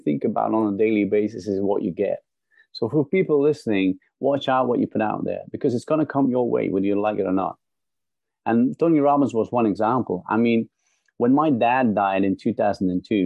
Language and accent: English; Belgium; also born or lived in London / Holland; now in Netherlands; I'm originally from Belgium